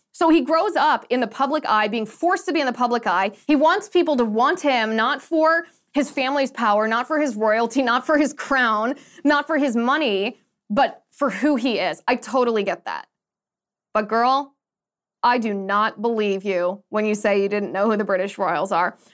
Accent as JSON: {"language": "English", "country": "United States", "said": "I'm very American"}